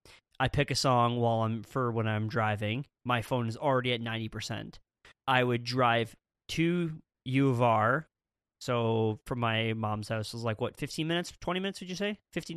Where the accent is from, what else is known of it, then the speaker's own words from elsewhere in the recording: Saskatchewan, Canada; Man, I love to tell people in Ontario that I'm from Saskatchewan.